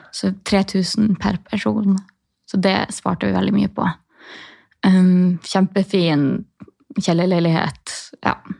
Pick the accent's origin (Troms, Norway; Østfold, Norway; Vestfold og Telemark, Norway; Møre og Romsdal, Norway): Troms, Norway; Tromsø; moved away as an adult; also born or lived in Sortland, Nordland; Jeg har akkurat flytta fra Sortland i Nordland, men jeg er fra Tromsø